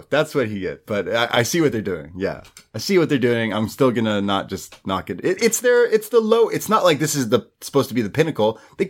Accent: United Kingdom; and by the way, I'm British, and I fight people.

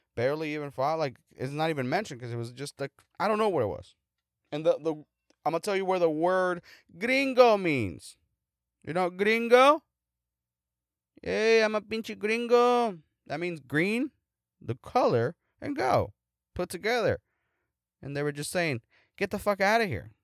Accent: United States; I'm an American

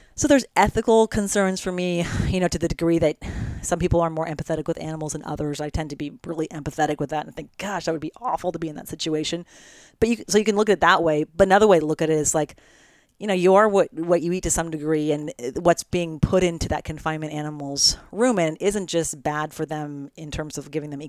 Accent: United States; also born or lived in Oregon / California / Italy; I grew up in Oregon in California

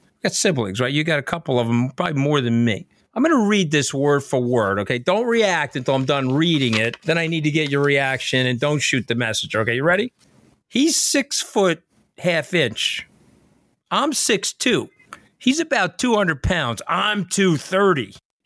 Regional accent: New York City, New York, United States; I'm a New Yorker

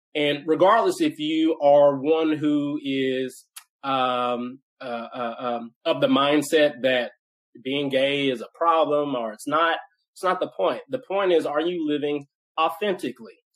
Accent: Nashville, Tennessee, United States; I grew up in Nashville, uh, Tennessee, where I live now. So, uh, born and raised in Nashville uh, which is rare. I'm a, I'm a Nashville native.

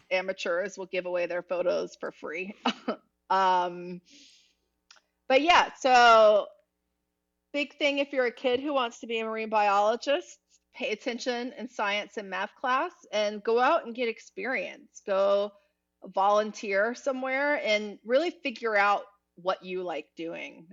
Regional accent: Eastern North Carolina, United States; now in Miami, United States; where I grew up in Eastern North Carolina

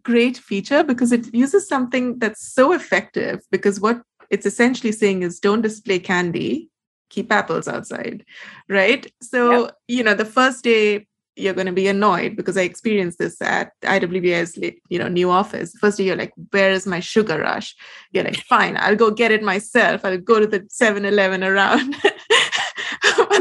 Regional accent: India; I'm Indian.

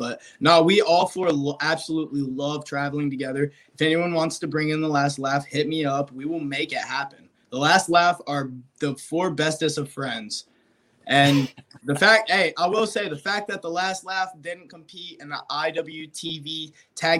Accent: Alabama, United States; I'm from Alabama

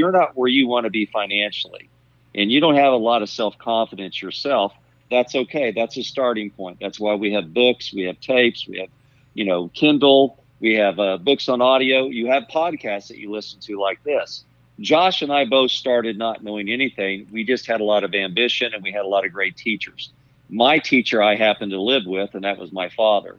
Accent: Bartlesville, Oklahoma, United States; also born or lived in Tulsa, Oklahoma; my dad moved to Bartlesville

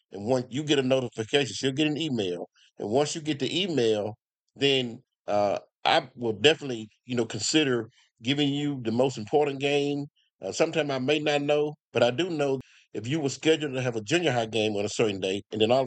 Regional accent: Como, United States; I'm from Como, country boy, grew up in the country

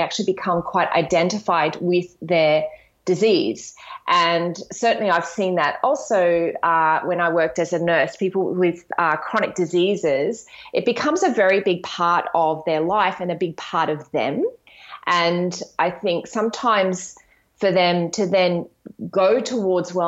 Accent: Australia; also born or lived in Brisbane, Queensland; I'm an Australian naturopath, nutritionist, yoga and meditation teacher

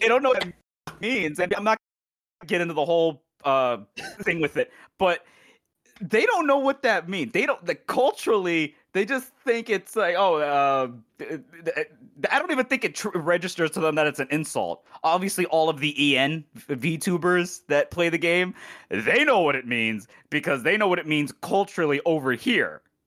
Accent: United States; as an American

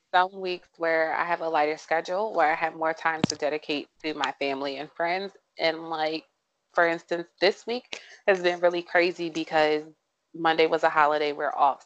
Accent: St. Mary's County, Maryland, United States; am from St. Mary's County, not born, but raised.

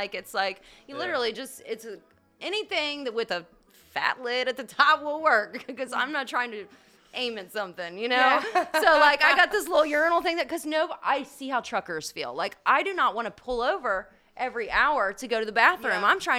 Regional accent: Kentucky, United States; I'm from Northern Kentucky near Cincinnati.

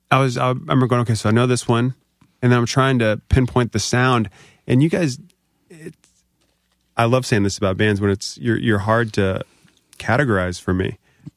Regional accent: Virginia, United States; because I'm from Northern Virginia.

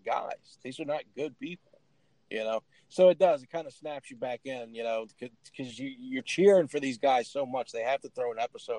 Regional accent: New Orleans, Louisiana, United States; now in Poplarville, United States; me being from New Orleans

